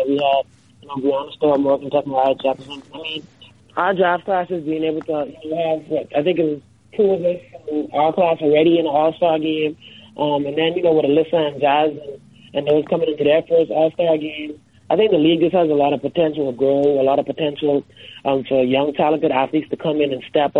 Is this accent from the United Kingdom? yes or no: no; Freeport, Grand Bahama, Bahamas; moved away; growing up in the Bahamas